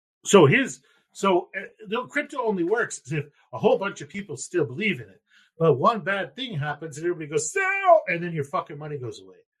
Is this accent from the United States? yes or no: yes; United States; I'm from America